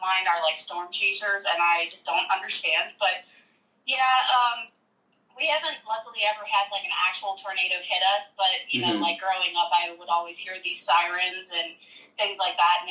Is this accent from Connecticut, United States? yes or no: no; Ohio, United States; now in Northern Kentucky, United States; I live in, Northern Kentucky right now, but I'm from Ohio